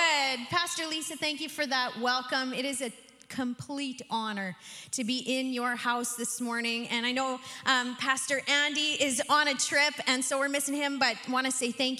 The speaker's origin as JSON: {"language": "English", "region": "Saskatchewan", "country": "Canada", "said": "I am from Saskatchewan"}